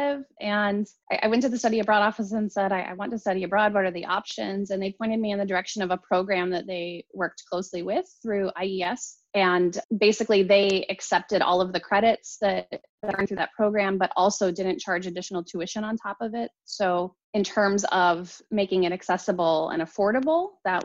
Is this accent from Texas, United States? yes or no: no; outside of Pittsburgh, Western Pennsylvania, United States; I grew up outside of Pittsburgh in Western Pennsylvania